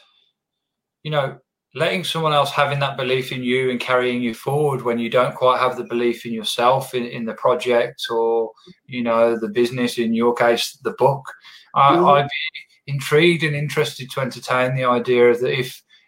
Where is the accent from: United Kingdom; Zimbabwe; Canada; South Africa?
United Kingdom; England; now in Australia; I'm from England originally